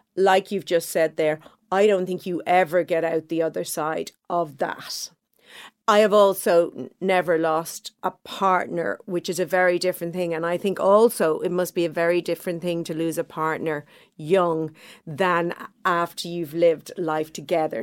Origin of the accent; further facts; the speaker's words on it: Dublin, Leinster, Ireland; I grew up in Clontarf, a nice middle class neighborhood.